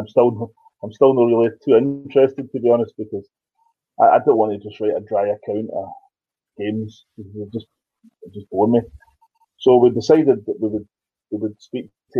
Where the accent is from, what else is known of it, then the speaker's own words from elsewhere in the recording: Glasgow, Scotland, United Kingdom; I was born in Maryhill. My whole family are Partick Thistle